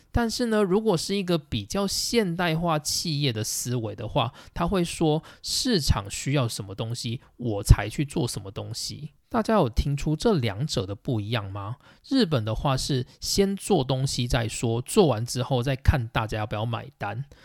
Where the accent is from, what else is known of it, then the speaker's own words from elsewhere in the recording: Taiwan; 身为台湾人的我们